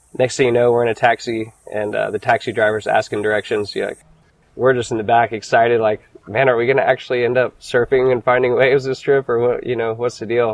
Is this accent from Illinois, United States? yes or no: no; Jacksonville, Florida, United States; I grew up in Jacksonville, Jacks Beach, Florida